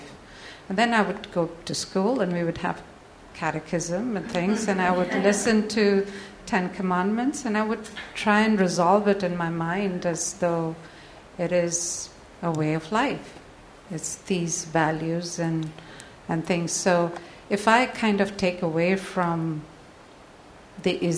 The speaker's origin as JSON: {"language": "English", "country": "India", "tie": "born or raised there", "moved": "yes", "said": "growing up in India"}